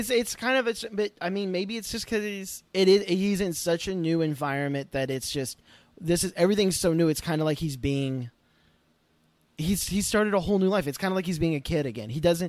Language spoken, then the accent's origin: English; Oklahoma, United States; moved away; I'm originally from Oklahoma.